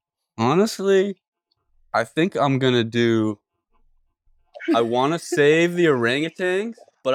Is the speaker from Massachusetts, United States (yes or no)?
yes; Lowell, Massachusetts, United States; now in Burlington, United States; I'm originally from Lowell, Massachusetts, but I reside in Burlington, Vermont at the moment.